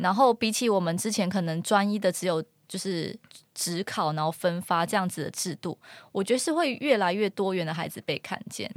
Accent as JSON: {"language": "Chinese", "region": "Kinmen County", "country": "Taiwan", "first_language": "Hokkien (Minnan)", "second_language": "Chinese", "said": "我是金门人"}